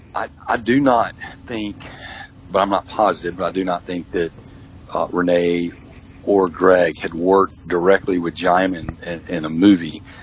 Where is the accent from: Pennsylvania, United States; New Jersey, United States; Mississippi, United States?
Mississippi, United States; I'm from Mississippi